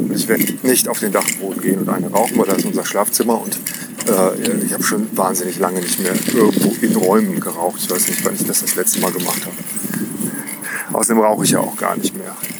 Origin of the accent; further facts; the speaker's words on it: village near Cologne, North Rhine-Westphalia, Germany; wir sind äh, dörflich groß geworden